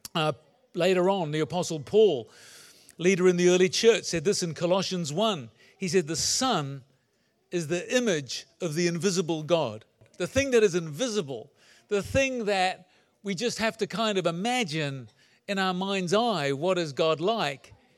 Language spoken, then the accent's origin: English; New Zealand; also born or lived in England; I was born in England and lived there till I was nine, then moved to New Zealand